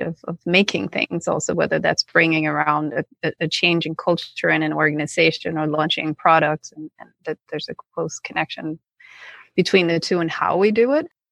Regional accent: Copenhagen, Capital Region of Denmark, Denmark; I'm from Copenhagen, Denmark, and I also went to school there.

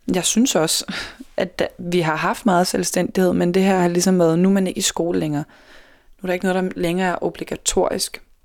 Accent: Denmark

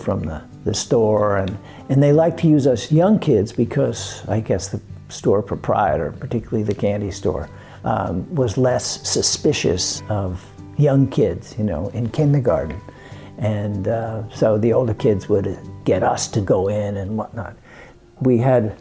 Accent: New Jersey, United States; also born or lived in Brooklyn, New York / Woodside, Queens, New York; I was born in Brooklyn and immediately exported to Queens and then moved over to New Jersey when I was 8

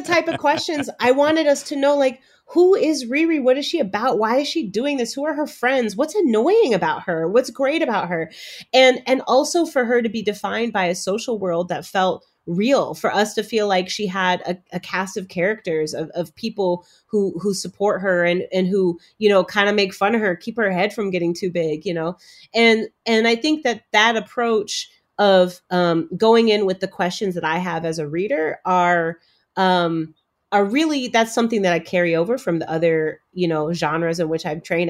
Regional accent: Chicago, Illinois, United States; also born or lived in Cambridge, Massachusetts; I have myself been a black girl growing up in Chicago.

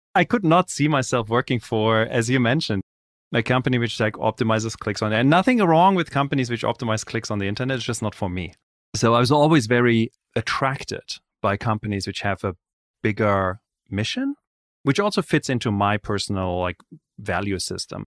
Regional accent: Germany; I grew up in Europe, in Germany.

